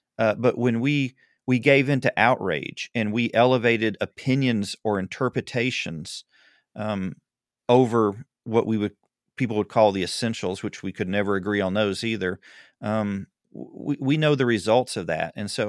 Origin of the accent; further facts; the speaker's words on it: Southern United States, United States; I'm a Southerner, and now I'm totally distracted.